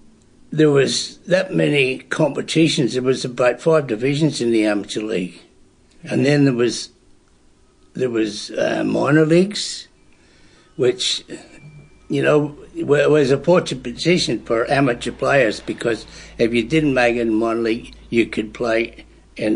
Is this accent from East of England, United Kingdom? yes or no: no; Belfast, Northern Ireland, United Kingdom; moved away as an adult; now in Australia; I was born in Belfast, Travis, Northern Ireland, in 1938, and grew up there until I was 22. I went to primary school there